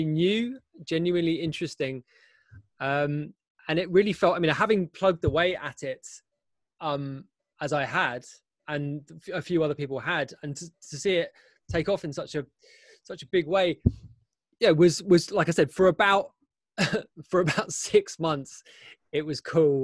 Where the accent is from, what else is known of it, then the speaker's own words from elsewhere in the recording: London, United Kingdom; moved away as an adult; now in Berlin, Germany; I'm from London. I grew up in London